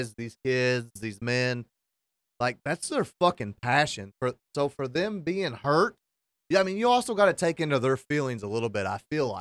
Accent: Marshall County, Kentucky, United States; I'm from Marshall County

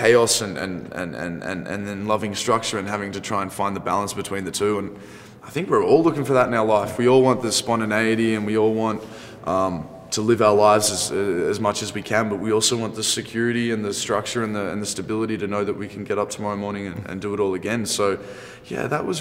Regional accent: Sydney, New South Wales, Australia; growing up in Sydney on the beach and watching Point Break my whole life

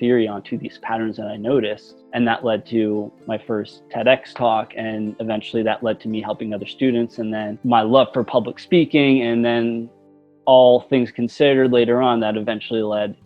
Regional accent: United States; also born or lived in Pennsylvania / New Jersey; I grew up in the North. My parents lived in two separate states. My dad lived in Pennsylvania. My mom lived in New Jersey. And so I'd go back and forth

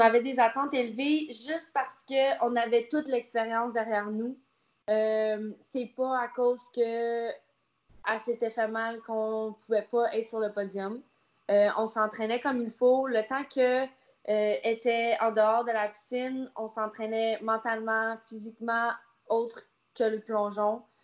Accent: Canada; je suis canadienne

